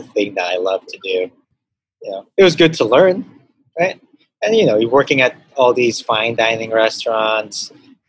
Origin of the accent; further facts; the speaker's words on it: Los Angeles, California, United States; moved away as an adult; also born or lived in Hong Kong; now in Manila, Philippines; I grew up in the Valley. So mostly all my friends in high school were Mexican. So from San Fernando Valley.